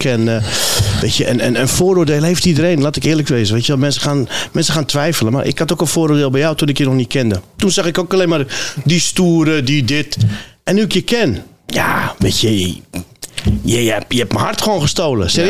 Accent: Nador / Al Hoceima, Oriental, Morocco; now in Netherlands; Op mijn geboorteplaats. Nador en El Housima.

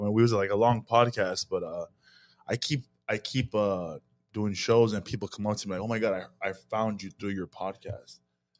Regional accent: Glendale, California, United States; it's all jokes about being Armenian, growing up in Glendale

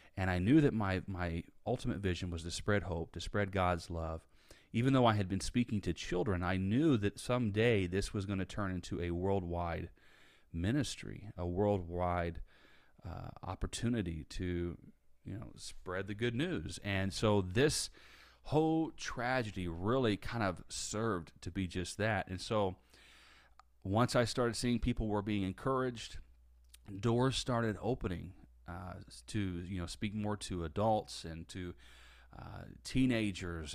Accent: Indiana, United States; now in Tampa, United States; I grew up in Indiana. I now live in Tampa, Florida.

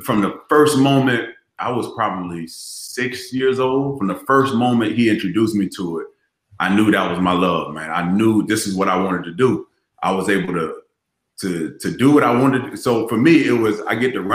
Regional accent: Largo, Florida, United States; accent: Florida; moved away as an adult; also born or lived in Maryland; no one could understand my Florida accent

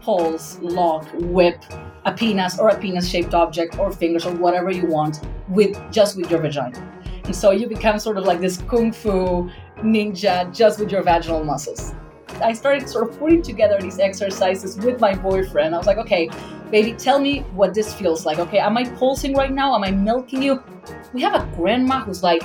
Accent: Argentina; moved away; I come from Argentina, a very Catholic family

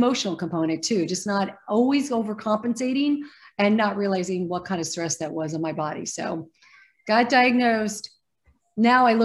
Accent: Arizona, United States; moved away as an adult; also born or lived in New York; now in California, United States; I grew up in Arizona

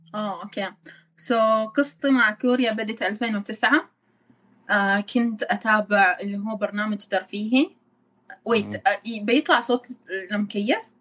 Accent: Oman; moved away as an adult; now in Busan, South Korea; انا من عمان

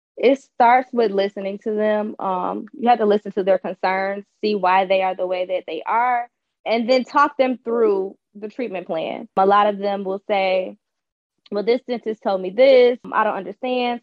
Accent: Detroit, Michigan, United States; I'm from Michigan, I'm from Detroit. So I just chose to stay local

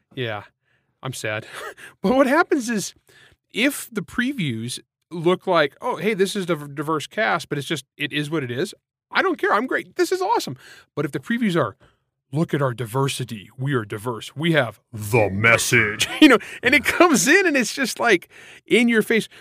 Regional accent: United States; I'm from Grapes of Wrath land

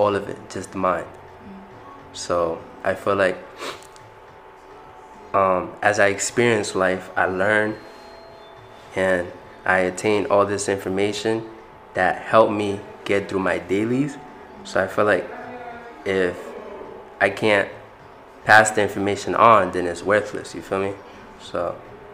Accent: Providence, Rhode Island, United States; I'm from Providence, Rhode Island. I went to Central High

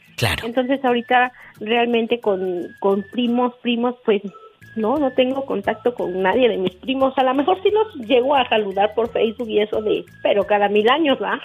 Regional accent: Tehuacán, Puebla, Mexico; de Tehuacán

